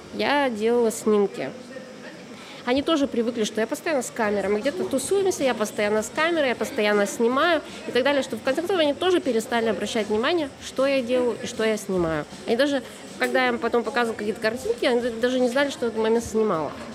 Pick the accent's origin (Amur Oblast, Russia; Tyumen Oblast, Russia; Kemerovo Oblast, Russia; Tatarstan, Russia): Tyumen Oblast, Russia; Tyumen; Я же из Тюмени, я далеко.